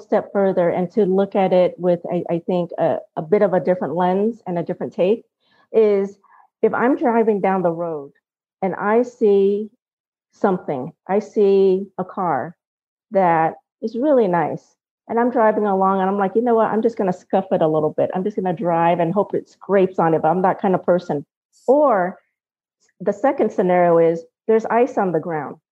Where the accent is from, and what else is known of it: Vietnam; English is a second language; now in Colorado, United States